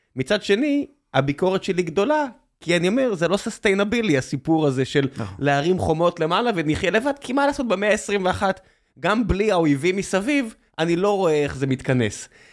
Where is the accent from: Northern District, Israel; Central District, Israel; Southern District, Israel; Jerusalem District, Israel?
Southern District, Israel; Beersheba; now in Tel Aviv, Israel; לבאר שבע, איפה שגדלתי